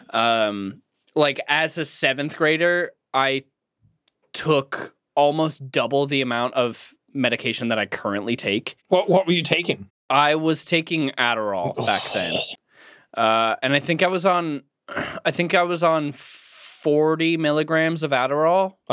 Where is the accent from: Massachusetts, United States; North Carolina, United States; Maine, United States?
Maine, United States; Cape Elizabeth; grew up on a cape. Cool. Because my hometown was called Cape Elizabeth.